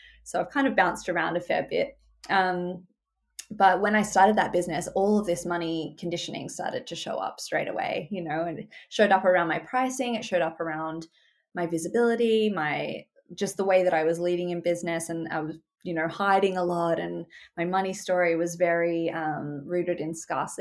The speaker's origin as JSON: {"language": "English", "town": "Sydney", "region": "New South Wales", "country": "Australia", "tie": "born or raised there", "said": "I grew up in Australia. I'm based in Sydney. I've lived here my whole life"}